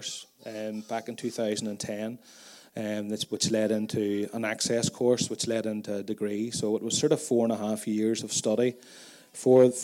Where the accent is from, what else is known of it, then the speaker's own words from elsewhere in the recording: Tandragee, Northern Ireland, United Kingdom; I grew up out in Mullahhead, quite close to Stephen's family farm. I grew up on a dairy farm as well. And we live there now